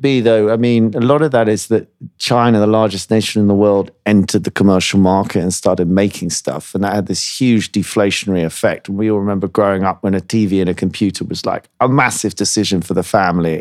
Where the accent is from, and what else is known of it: United Kingdom